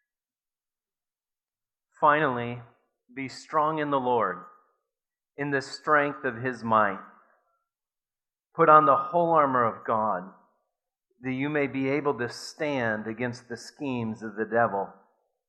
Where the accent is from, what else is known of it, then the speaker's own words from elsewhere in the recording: Watertown, South Dakota, United States; growing up in Watertown, South Dakota, I went to Grant Elementary School